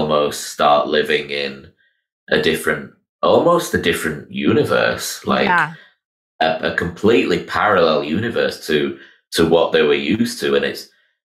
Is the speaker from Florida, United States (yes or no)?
yes; Miami, Florida, United States; I was born in 1982 in Miami Children's Hospital